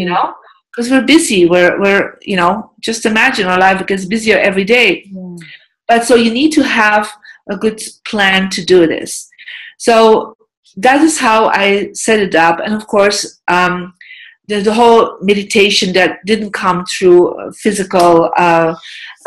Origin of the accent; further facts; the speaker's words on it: Belgium; moved away as an adult; also born or lived in United States; I'm from Belgium. I'm European. I lived for more than 10 years in America. I live back in Europe